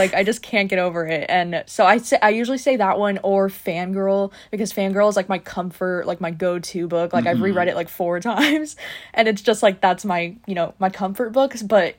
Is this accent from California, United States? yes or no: yes; California, United States; moved away; I'm originally from California